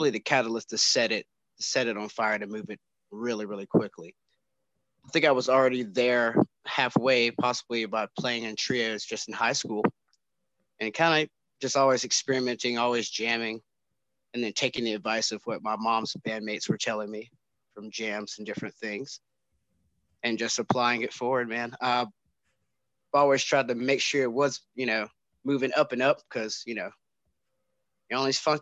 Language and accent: English; Winston-Salem, North Carolina, United States; Growing up in Winston was actually pretty cool